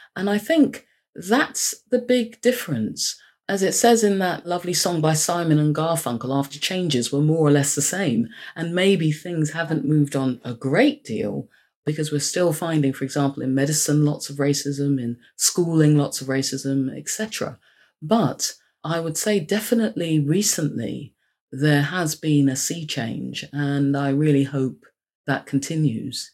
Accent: London, United Kingdom; I was born and bred in London. I'd gone to school at a very nice school in North London

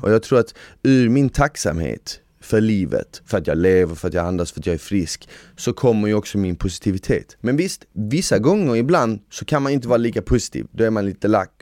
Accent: Sweden; jag är svensk

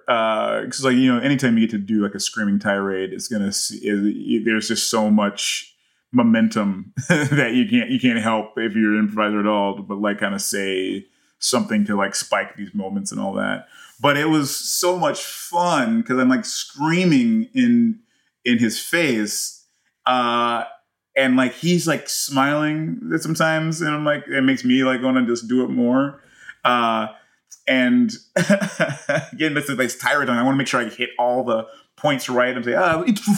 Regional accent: United States; I'm more American.

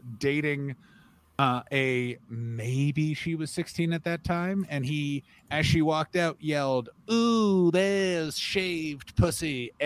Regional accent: Glasgow, Scotland, United Kingdom; born or raised there

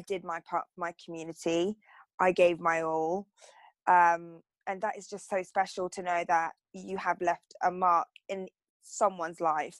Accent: Torquay, South West England, United Kingdom; I grew up in Torquay

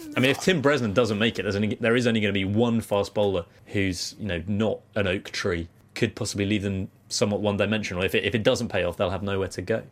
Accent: United Kingdom; where are you from?" I was like, "Oh, Britain.

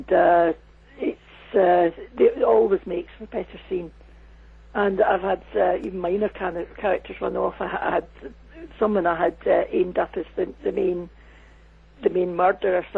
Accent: Scotland, United Kingdom; moved away as an adult; also born or lived in United States; I did work in the States for many years, and there's one thing I know, it's about working in the USA as a Scottish woman.

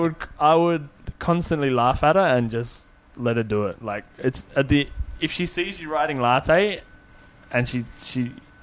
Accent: Parramatta, New South Wales, Australia; I'm from Parramatta, like I grew up in the western suburbs

